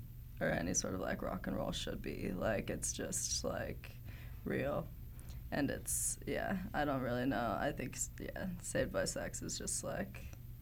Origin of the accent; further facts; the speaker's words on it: Seattle, Washington, United States; also born or lived in Provo, Utah; now in Salt Lake City, United States; I'm originally from Seattle.